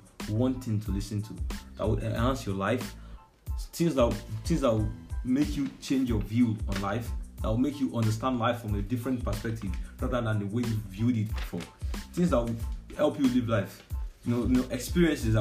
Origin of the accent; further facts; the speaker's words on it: Lagos, Nigeria; now in Sokoto, Nigeria; I grew up somewhere in Lagos, and you know, I'm here in Sokoto.